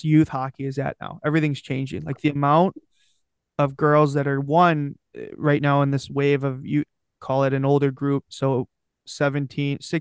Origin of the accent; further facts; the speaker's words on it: Detroit, Michigan, United States; I grew up in Detroit